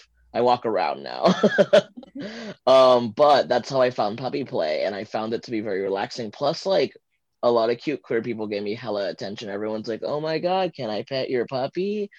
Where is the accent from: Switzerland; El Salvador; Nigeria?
El Salvador; Santa Ana; born there; moved away; I am a transgender fluid immigrant from El Salvador. I was born in Santa Ana.